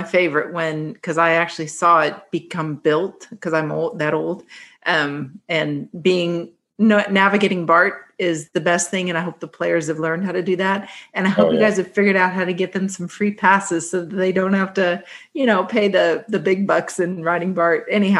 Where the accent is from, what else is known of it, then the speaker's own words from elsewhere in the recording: East Bay, California, United States; I'm from the East Bay